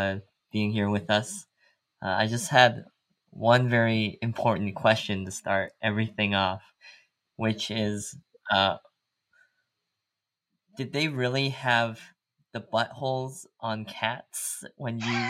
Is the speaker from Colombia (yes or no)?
no; Canada; with us both being Asian Canadian